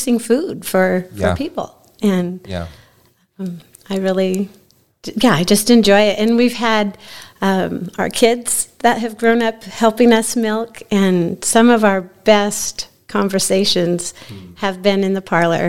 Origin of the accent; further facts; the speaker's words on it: Ventura, California, United States; moved away as an adult; I grew up in Ventura, California, about 60 miles north of Los Angeles.